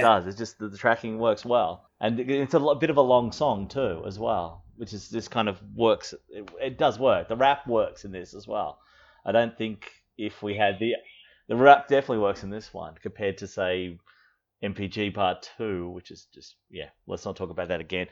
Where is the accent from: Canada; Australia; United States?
Australia; born or raised there